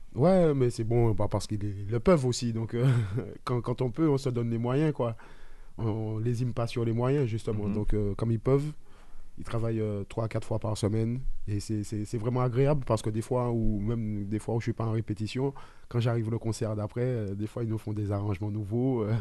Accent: Martinique; chez moi en Martinique.

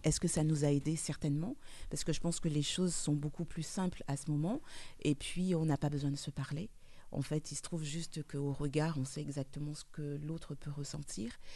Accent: French Guiana; moved away; du soleil, de la lumière, de la chaleur de chez moi en Guyane

